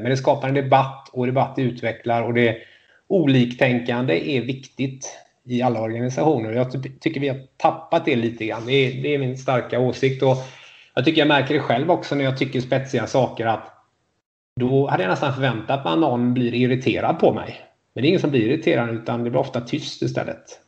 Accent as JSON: {"language": "Swedish", "town": "Gothenburg", "region": "Västra Götaland", "country": "Sweden", "said": "det säger jag som göteborgare"}